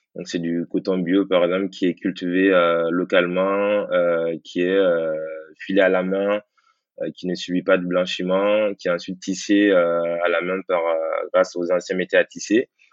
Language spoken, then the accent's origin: French; Guinea; moved away; je suis originaire de la Guinée